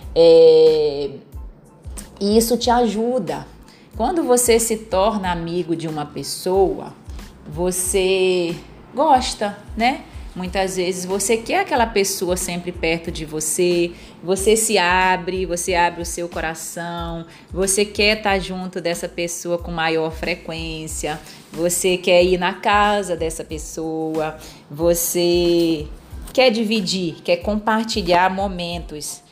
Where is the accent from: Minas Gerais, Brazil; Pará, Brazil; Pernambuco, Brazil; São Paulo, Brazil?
Pará, Brazil; Eu sou paraense, então sou da terra do açaí